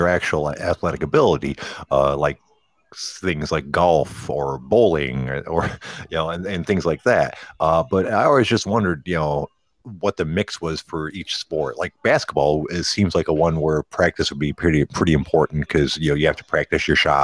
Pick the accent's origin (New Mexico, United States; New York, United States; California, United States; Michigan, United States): Michigan, United States; Detroit; moved away; I'm from Detroit